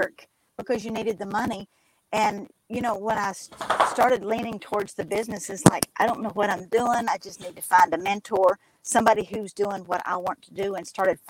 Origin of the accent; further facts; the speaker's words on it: Kentucky, United States; accent: twang; also born or lived in Alabama; I am in Kentucky. You can probably hear my dialect very clearly